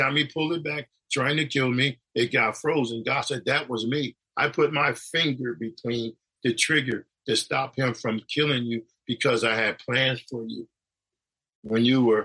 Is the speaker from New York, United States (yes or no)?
yes; New York, United States; also born or lived in Connecticut; where I grew up in New York and the place in Connecticut